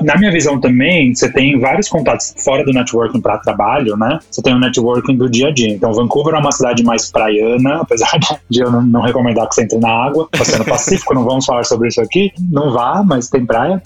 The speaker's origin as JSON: {"language": "Portuguese", "region": "São Paulo", "country": "Brazil", "moved": "as an adult", "lives_now": "Canada", "said": "eu sou de São Paulo"}